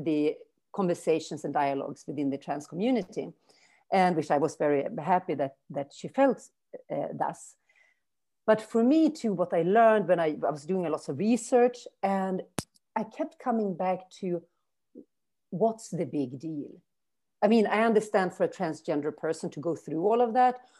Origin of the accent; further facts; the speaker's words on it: Umeå, Västerbotten County, Sweden; English is a second language; moved away as an adult; also born or lived in New Orleans, United States / California, United States / Brazil / Germany; Umeå is my hometown where I live now